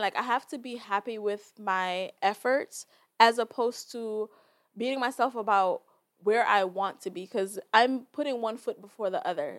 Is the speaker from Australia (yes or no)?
no; Jamaica; I, as a Jamaican, can identify and communicate with that because I am Jamaican